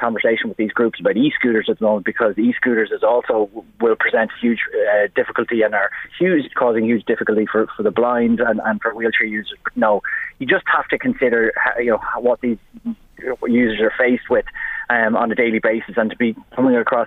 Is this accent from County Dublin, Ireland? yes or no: no; Drogheda, County Louth, Ireland; I grew up in William Street in Drogheda, and as a kid, I used to be able to play football in the middle of the street